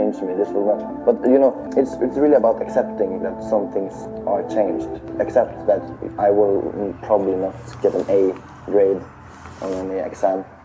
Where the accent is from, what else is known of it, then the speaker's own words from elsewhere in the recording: Tromsø, Troms, Norway; I study law here in Tromsø, my hometown